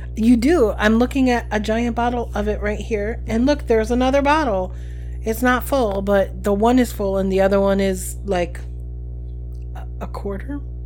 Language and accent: English; New Jersey, United States; we're from New Jersey